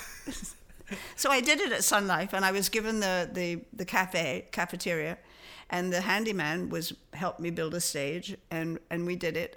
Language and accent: English; London, United Kingdom; moved away as an adult; also born or lived in Liphook, Hampshire / Toronto, Canada; we moved to a house from London